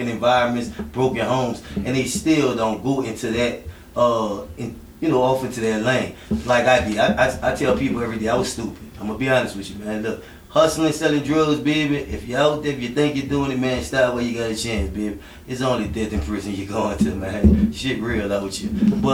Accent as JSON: {"language": "English", "town": "New Orleans", "region": "Louisiana", "country": "United States", "tie": "born or raised there", "moved": "yes", "lives_now": "Denver, United States", "said": "New Orleans, I'm from New Orleans, Birdtown area."}